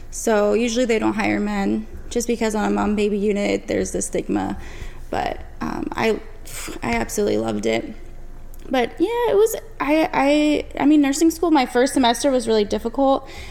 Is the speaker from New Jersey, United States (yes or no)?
yes; New Jersey, United States; I was born in New Jersey.